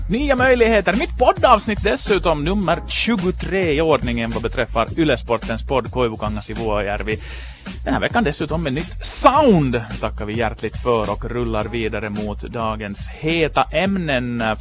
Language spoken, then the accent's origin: Swedish; Ostrobothnia, Finland; Det har jag haft som österbottning.